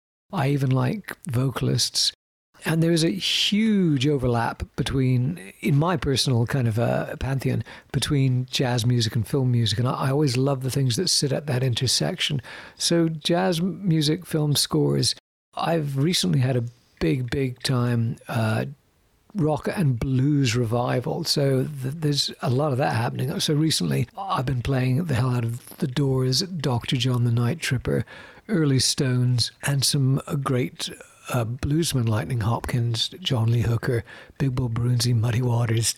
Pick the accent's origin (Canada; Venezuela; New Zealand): Canada; Winnipeg, Manitoba; also born or lived in Britain; now in London, United Kingdom; would have been back in Winnipeg when I guess I was about 10 years old, 11, 12 years old